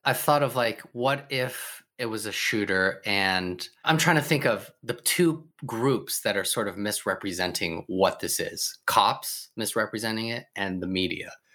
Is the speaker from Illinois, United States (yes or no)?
no; Sacramento, California, United States; growing up in Sacramento, where it was predominantly white